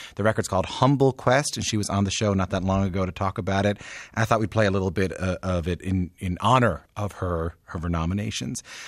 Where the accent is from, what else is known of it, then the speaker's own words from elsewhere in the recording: Newfoundland and Labrador, Canada; growing up in Newfoundland